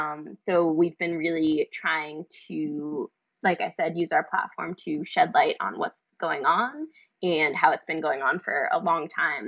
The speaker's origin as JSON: {"language": "English", "town": "New York City", "region": "New York", "country": "United States", "tie": "born or raised there", "said": "growing up in New York City since I was a teenager"}